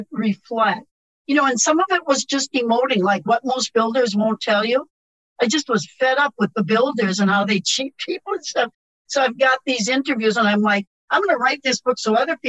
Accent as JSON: {"language": "English", "region": "Wisconsin", "country": "United States", "said": "I'm from Wisconsin."}